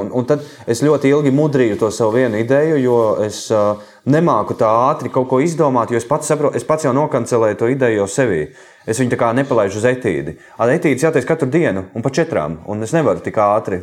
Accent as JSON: {"language": "Latvian", "area": "Jaunkalsnava, near Madona", "region": "Vidzeme", "country": "Latvia", "tie": "born or raised there", "also_born_or_lived": "Riga", "said": "es sākumā Pāvila Jurgānu mūzikas skolā mācījos, un tad mēs ar māmu pārvācāmies uz Jaunkausnu no Rīgas. Um, un, uh, es turpināju mācības Madonas mūzikas skolā no 4. klases"}